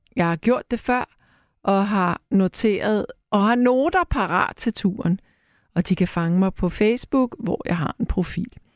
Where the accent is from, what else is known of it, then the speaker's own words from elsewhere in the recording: Frederiksberg, Capital Region of Denmark, Denmark; på Frederiksberg, hvor jeg er opvokset